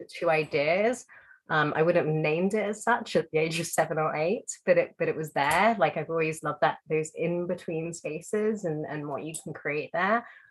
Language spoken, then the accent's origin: English; London, United Kingdom; I grew up in London